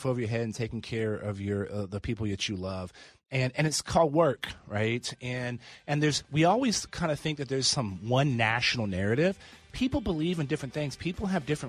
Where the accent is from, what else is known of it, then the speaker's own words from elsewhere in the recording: United States; I'm lucky to have been born in America